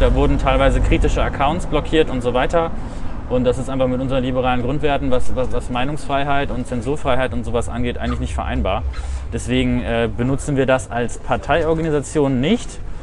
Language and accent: German; Diepholz, Lower Saxony, Germany; moved away as an adult; also born or lived in Wesel, North Rhine-Westphalia / Münsterland; now in Bremen, Germany; Geboren bin ich in Wesel in NRW. Ah. Wir haben früher eine Zeit lang im Münsterland gelebt, sind dann wieder äh, zurück in die Heimat meiner Mutter gezogen, äh, ins Bremer Umland. Hab dann da auch mein Abi gemacht in Diepholz